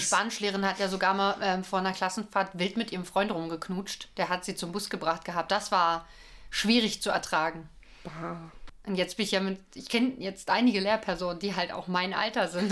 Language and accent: German; Berlin, Germany; Wir sind ja Berliner